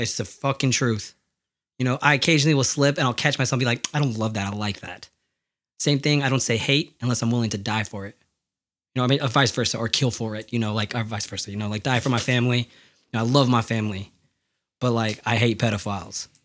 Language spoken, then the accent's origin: English; United States; my family's from Mexico and I'm American